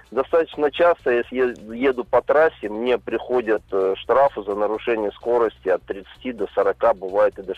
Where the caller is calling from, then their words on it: Kazan, Tatarstan, Russia; я из Казани.